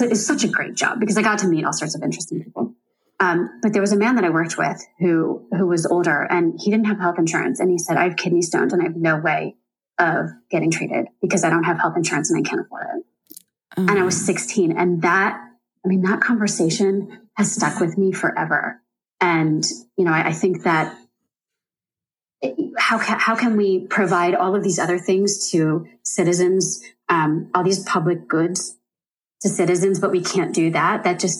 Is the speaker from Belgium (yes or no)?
no; United States; born there; I mean, first and foremost, that I was born in America.